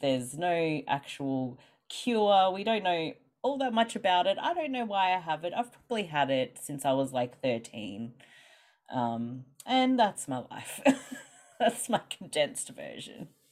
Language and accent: English; Australia; accent: Australian; I'm from Australia, which maybe people can hear from my accent